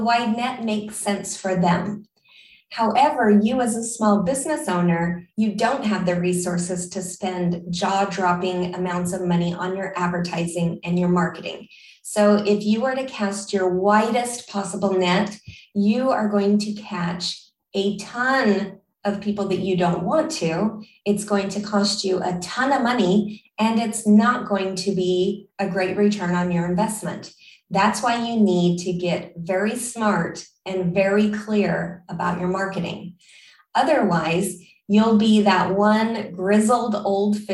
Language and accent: English; Utah, United States; now in Florida, United States; I grew up in Utah, so my parents took us fishing all the time